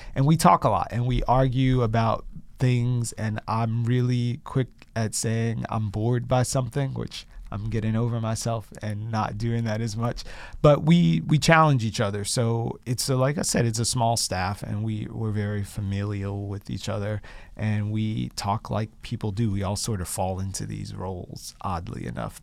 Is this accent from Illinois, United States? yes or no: yes; Chicago, Illinois, United States; moved away as an adult; also born or lived in Boston / Mississippi; now in Brooklyn, United States; I'm a city kid. I'm from Chicago